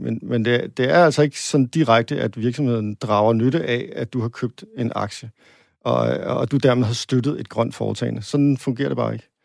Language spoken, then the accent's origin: Danish; Denmark; som dansker